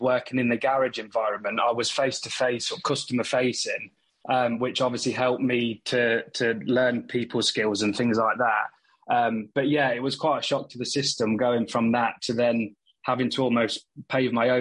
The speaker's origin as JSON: {"language": "English", "town": "Leicester", "region": "East Midlands", "country": "United Kingdom", "said": "I'm from Leicester in the Midlands."}